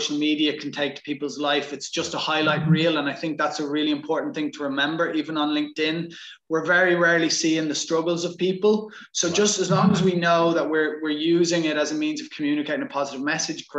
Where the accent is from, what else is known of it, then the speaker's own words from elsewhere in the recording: Ireland; So I'm from Ireland and grew up playing Gaelic football